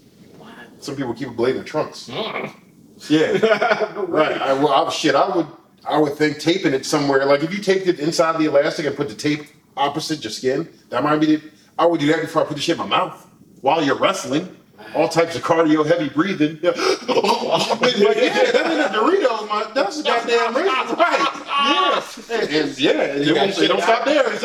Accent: Philadelphia, Pennsylvania, United States; us being in Philadelphia

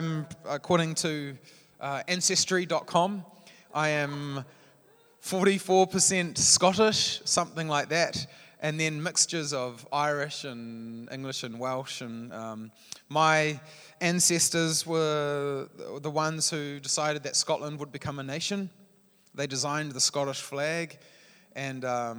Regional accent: Palmerston North, Manawatū-Whanganui, New Zealand; moved away as an adult; now in Hamilton, New Zealand; I grew up in Palmerston North

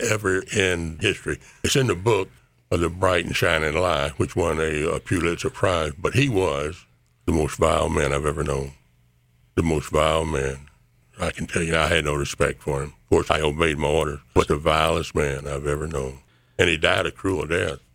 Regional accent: Columbus, Mississippi, United States; we were raised in the First Baptist Church in Columbus, Mississippi

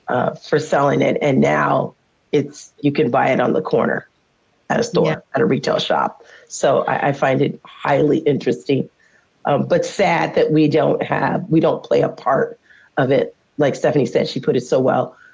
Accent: California, United States; now in Washington, United States; I'm from California

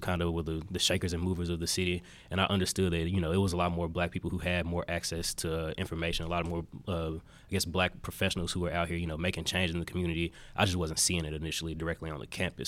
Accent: Memphis, Tennessee, United States; moved away as an adult; now in Chattanooga, United States; I'm originally from Memphis, Tennessee.

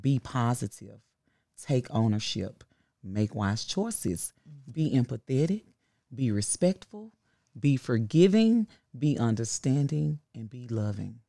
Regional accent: Memphis, Tennessee, United States; I am from South Memphis, Carver High School, class of ninety-five

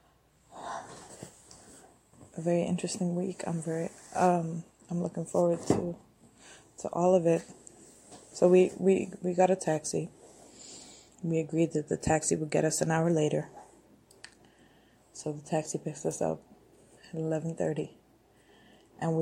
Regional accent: Addis Ababa, Ethiopia; I grew up walking around Addis by myself.

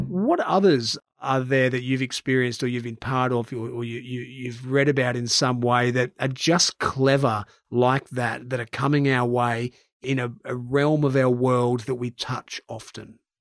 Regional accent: Brisbane, Queensland, Australia; In my hometown of Brisbane

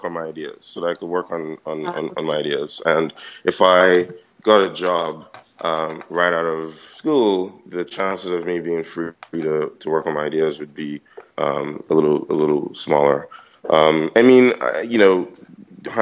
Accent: Nigeria; moved away as an adult; now in United States; I'm obviously Nigerian. I went to King's College. I did school out here in the US

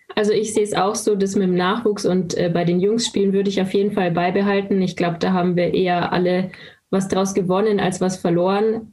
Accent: Landshut, Bavaria, Germany; Ich komme aus Landshut und habe auch dort mit dem Eishockey angefangen

